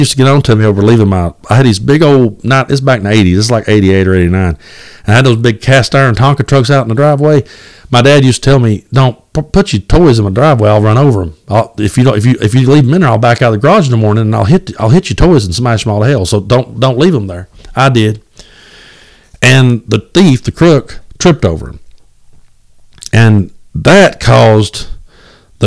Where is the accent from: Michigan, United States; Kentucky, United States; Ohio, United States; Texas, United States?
Kentucky, United States; Southeast; I grew up in Southeast Kentucky